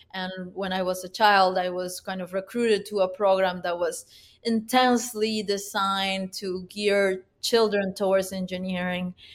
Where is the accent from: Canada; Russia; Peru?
Peru; Huánuco; now in United States; I was born in Huánuco, Peru, which is a city about, uh, nine hours northeast of the capital of Peru, Lima.